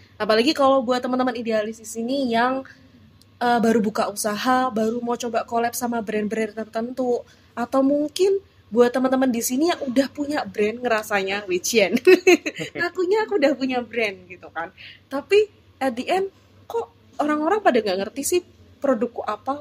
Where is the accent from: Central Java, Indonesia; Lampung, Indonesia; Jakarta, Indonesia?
Central Java, Indonesia; Semarang; kita orang Semarang